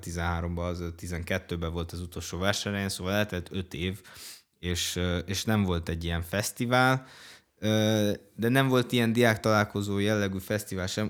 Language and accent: Hungarian; Cluj-Napoca, Cluj County, Romania; Én amúgy pont kolozsvári vagyok